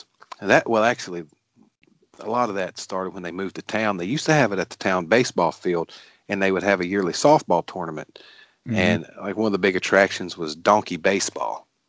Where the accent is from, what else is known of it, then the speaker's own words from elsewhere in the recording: Glade Spring, Virginia, United States; We grew up in Glade Spring, Virginia, very small town.